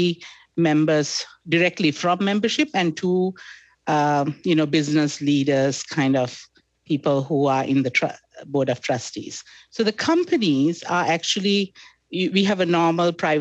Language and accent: English; Sri Lanka; moved away as an adult; also born or lived in Middle East / Calgary / Fort McMurray; now in Canada; I was born in Sri Lanka, educated in Sri Lanka, then subsequently moved to the Middle East